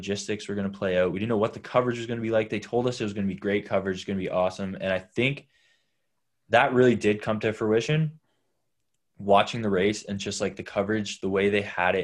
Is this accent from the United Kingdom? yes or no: no; Canada; being a Canadian